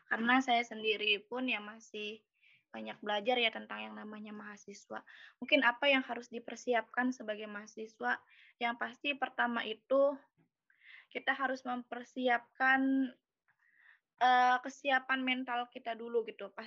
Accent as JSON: {"language": "Indonesian", "town": "Indramayu", "region": "West Java", "country": "Indonesia", "said": "Saya asalnya dari Indramayu. Mungkin ada teman-teman yang dari Indramayu gitu. Berarti kita satu daerah."}